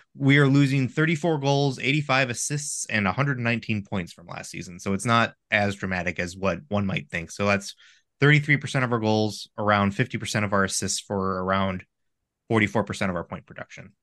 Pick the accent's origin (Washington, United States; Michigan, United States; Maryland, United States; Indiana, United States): Michigan, United States; I'm from Michigan, the state of college hockey